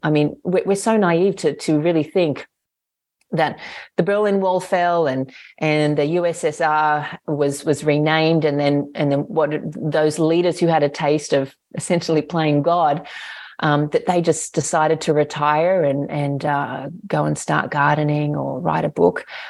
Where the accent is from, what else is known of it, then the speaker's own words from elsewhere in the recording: Australia; I'm an Australian citizen